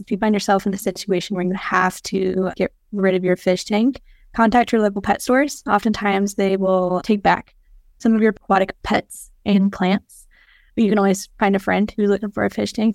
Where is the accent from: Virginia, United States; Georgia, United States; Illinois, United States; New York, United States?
Georgia, United States; moved away; I'm from Georgia